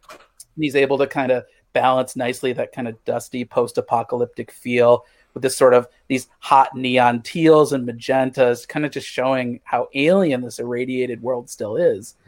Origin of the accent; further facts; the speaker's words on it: Missouri, United States; moved away; I grew up in Missouri